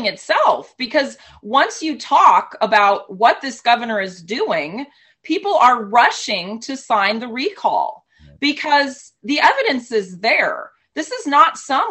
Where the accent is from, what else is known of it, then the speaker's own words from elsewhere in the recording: West Coast, United States; now in California, United States; I grew up on the West Coast